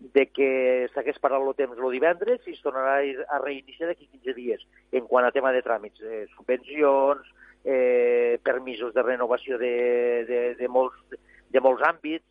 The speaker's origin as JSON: {"language": "Catalan", "town": "Arnes", "region": "Catalonia", "country": "Spain", "said": "jo he baixat avui des del meu poble, he baixat des d'Arnes"}